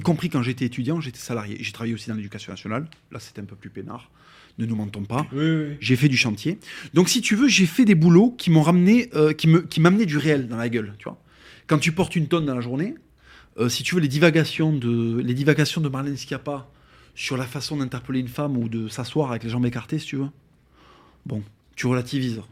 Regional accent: France; je suis français de, papier et de cœur, et effectivement, euh, génétiquement, je suis espagnol 100%

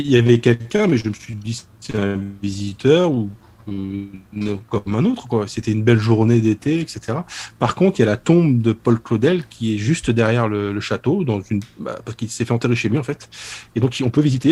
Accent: Souilly, Grand Est, France; chez moi, à Souilly

